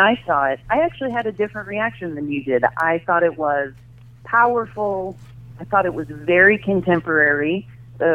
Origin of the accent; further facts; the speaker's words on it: United States; I'm American